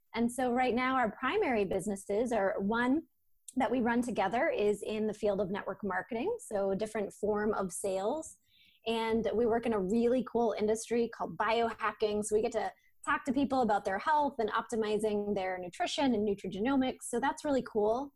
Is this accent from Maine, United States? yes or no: yes; Maine, United States; also born or lived in Portland, Maine; I'm from Maine originally